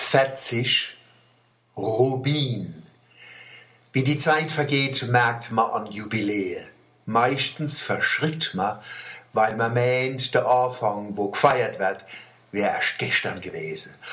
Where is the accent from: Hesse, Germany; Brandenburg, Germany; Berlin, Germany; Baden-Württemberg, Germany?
Baden-Württemberg, Germany; Wallstadt; Bei uns in Wallstadt